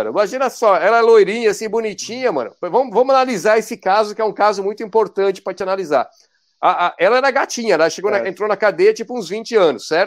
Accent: Santo André, São Paulo, Brazil; eu é sou de Santo André.

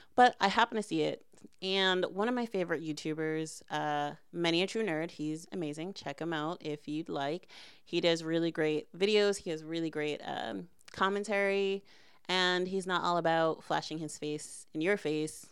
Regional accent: United States; I'm from America and not from, um, Quebec

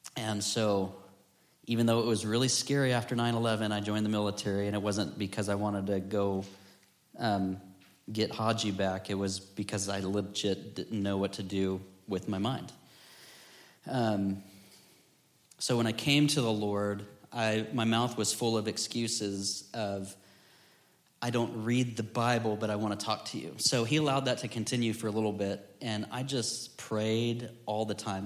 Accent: Florida, United States; growing up in Florida

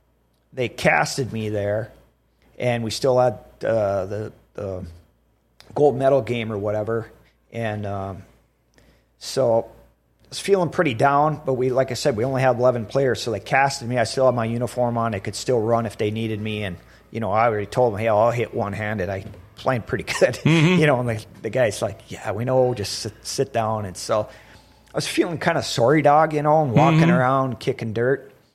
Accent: North Dakota, United States; Who cares if we lose? But, hey, we're from North Dakota. We're going to give these guys a little run.

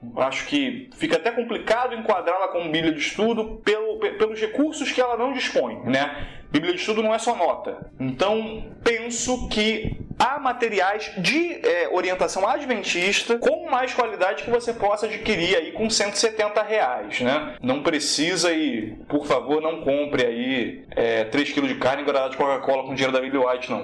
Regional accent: Nova Iguaçu, Rio de Janeiro, Brazil; Eu sou da Baixada Fluminense, rapaz. Igreja pequena em Nova Iguaçu

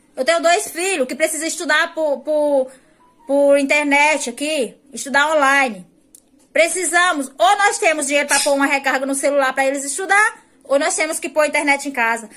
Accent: Icó, Ceará, Brazil; Eu sou da cidade de Icó, interior de Fortaleza, Ceará

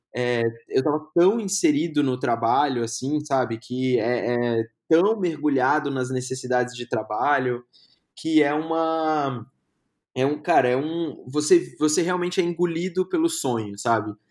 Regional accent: Brasília, Federal District, Brazil; moved away as an adult; also born or lived in Maceió / São Paulo; now in Curitiba, Brazil; Eu sou natural de Maceió, minha família é toda de Maceió, mas eu fui criado em Brasília

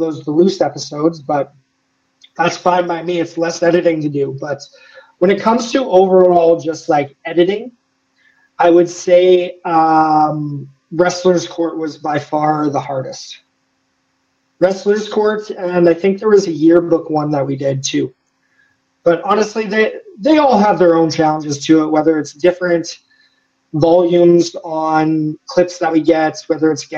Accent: Canada; as a Canadian

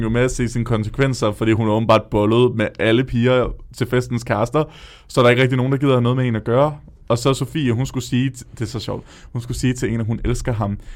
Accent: Odense, Southern Denmark, Denmark; I Odense kalder vi det altså for en nipnapper

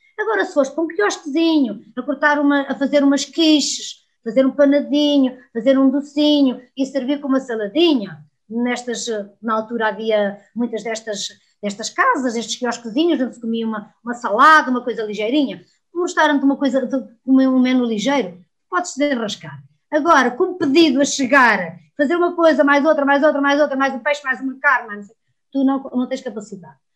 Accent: Trás-os-Montes, Portugal; sou terra a terra, sou transmontana

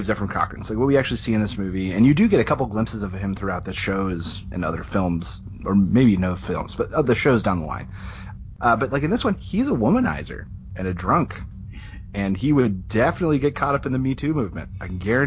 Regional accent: United States; especially as an American

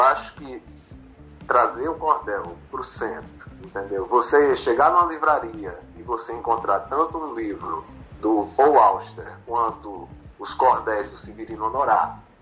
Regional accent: Recife, Pernambuco, Brazil; moved away as an adult; also born or lived in Natal; now in Rio de Janeiro, Brazil; sou de Recife, nasci em Natal, mas fui criado no Recife. E vim para o Rio aos 30 anos

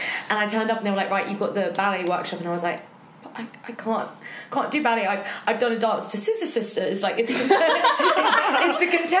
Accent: London, United Kingdom; also born or lived in Balham, London; I'm 25, I'm from Chiswick, and I'm currently living in Balham.

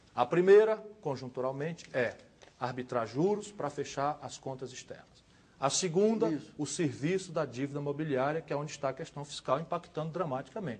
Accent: Ceará, Brazil; also born or lived in Pindamonhangaba, São Paulo; Eu, um cearense modesto, que nasci em Pindamonhangaba, que trabalhei a vida toda no Ceará

